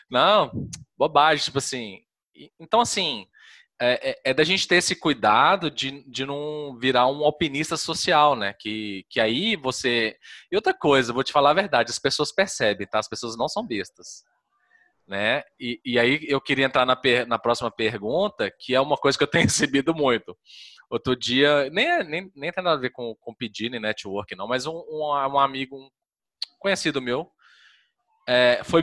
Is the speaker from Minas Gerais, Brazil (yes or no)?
yes; Minas Gerais, Brazil; eu sou de Minas